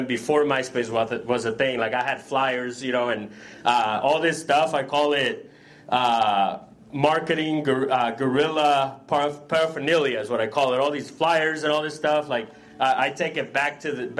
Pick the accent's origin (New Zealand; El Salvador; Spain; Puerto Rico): El Salvador; now in United States; I'm from El Salvador originally